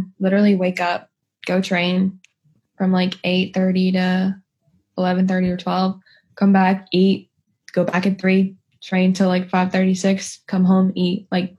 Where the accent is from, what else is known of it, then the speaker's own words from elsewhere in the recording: Lexington, North Carolina, United States; accent: North Carolina accent; moved away; I'm from the Capital Barbecue. I'm from Lexington, North Carolina.